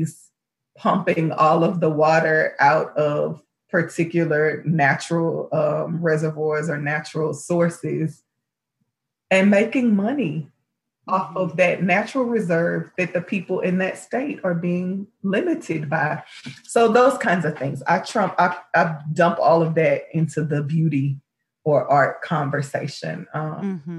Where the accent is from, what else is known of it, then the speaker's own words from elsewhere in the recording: Houston, Texas, United States; I'm from Houston